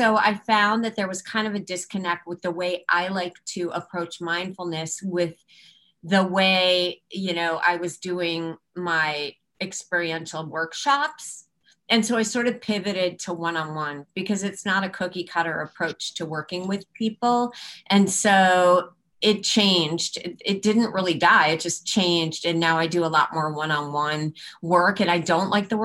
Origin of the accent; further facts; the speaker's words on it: Chicago, Illinois, United States; moved away as an adult; now in Baltimore, United States; We're from Chicago.